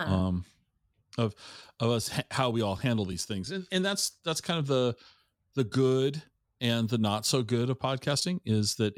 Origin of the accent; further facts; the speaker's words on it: Tacoma, Washington, United States; I grew up in the Tacoma in the 70s and 80s.